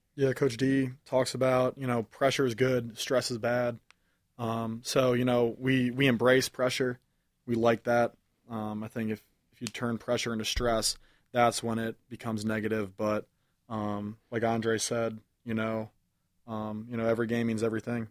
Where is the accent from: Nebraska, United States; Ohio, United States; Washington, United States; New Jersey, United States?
Ohio, United States; moved away as an adult; I'm from Ohio. I'm not from Michigan